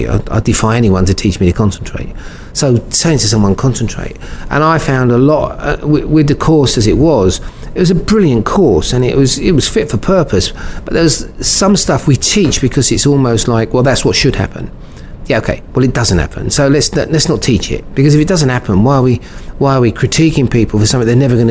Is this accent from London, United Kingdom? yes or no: yes; London, United Kingdom; born and bred in Brixton